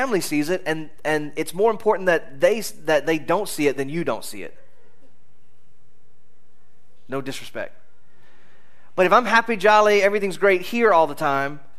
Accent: United States; as an American.

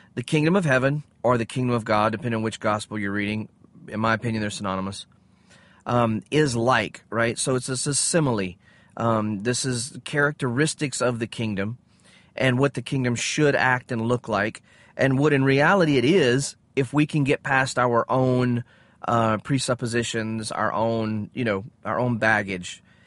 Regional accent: United States; I'm an American

